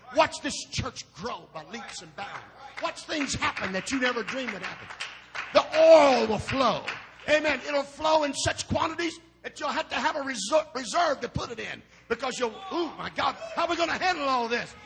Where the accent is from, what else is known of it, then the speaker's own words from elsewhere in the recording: Indiana, United States; I'm from Indiana